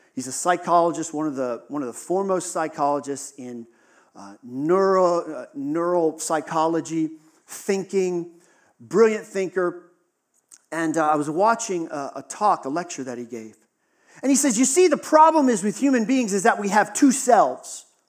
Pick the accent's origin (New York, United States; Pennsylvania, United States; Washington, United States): Pennsylvania, United States; Western; Western Pennsylvania, we got a lot of snow